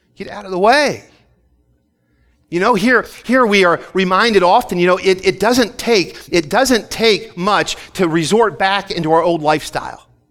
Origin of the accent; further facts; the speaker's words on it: Philadelphia, Pennsylvania, United States; moved away as an adult; I grew up right in Philly